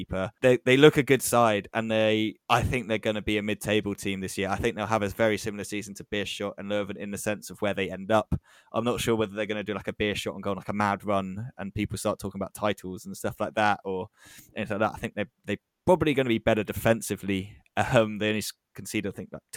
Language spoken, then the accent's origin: English; England, United Kingdom; as an Englishman